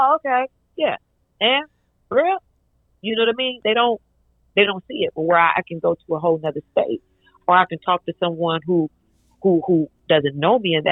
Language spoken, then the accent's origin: English; Detroit, Michigan, United States; I'm from Detroit.